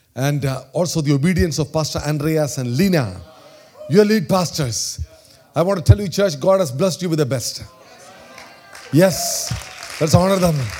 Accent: India; accent: Indian; my Indian accent

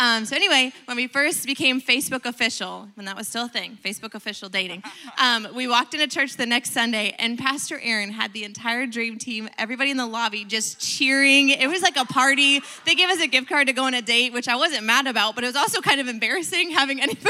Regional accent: Pennsylvania, New Jersey, Northeast, United States; moved away as an adult; also born or lived in Lakeland, Florida; I'm originally from the Northeast area, Pennsylvania, New Jersey.

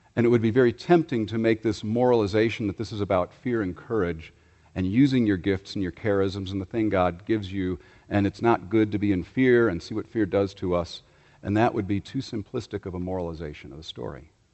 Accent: Chicago, Illinois, United States; my hometown of Chicago

